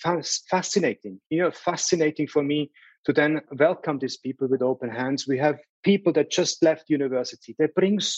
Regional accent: Salzburg, Austria; moved away; I grew up in Salzburg

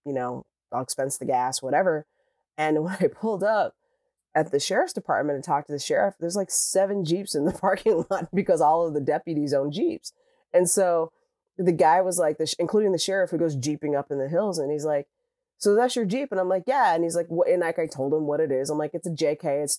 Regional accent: Midwest, United States; I lived in a Midwestern state, in a very red Midwestern state, and I grew up in the Midwest

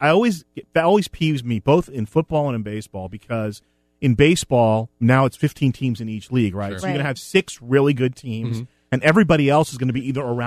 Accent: New Jersey, United States; I grew up in North Jersey, and he was

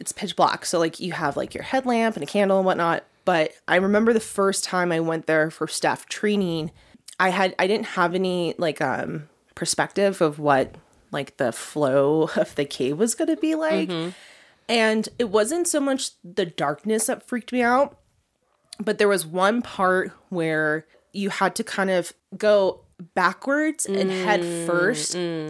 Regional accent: California, United States; also born or lived in New Mexico; I'm a California girl.

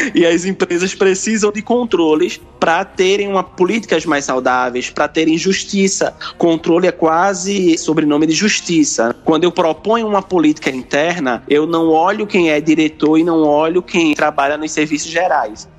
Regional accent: Pernambuco, Brazil; sou pernambucano, nascido e criado, como costumamos dizer por aqui

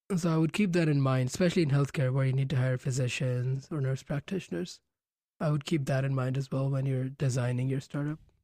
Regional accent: Gonda, Uttar Pradesh, India; moved away; Gonda, which is my hometown in India

